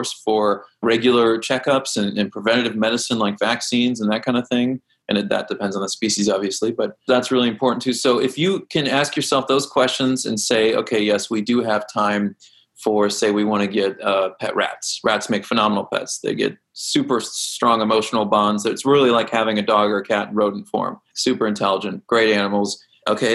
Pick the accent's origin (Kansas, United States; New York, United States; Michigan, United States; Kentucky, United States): Kansas, United States; I grew up in Kansas, we had a creek in my backyard